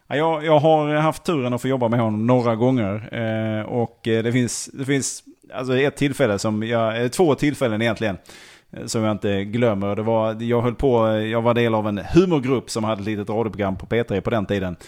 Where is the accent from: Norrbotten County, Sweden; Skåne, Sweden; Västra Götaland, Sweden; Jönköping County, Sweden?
Skåne, Sweden; Malmö; Augustenborg sa jag då